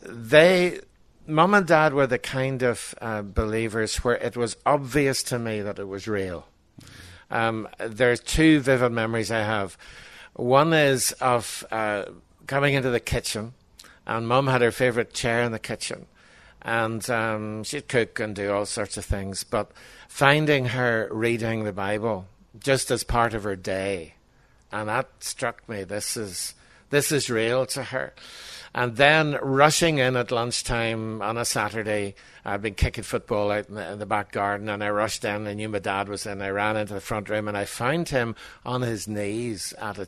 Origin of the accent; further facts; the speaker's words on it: Armagh, Northern Ireland, United Kingdom; also born or lived in Belfast; I was born in Johnson House, up in Belfast. I was brought up in Armagh, ecclesiastical capital of Ireland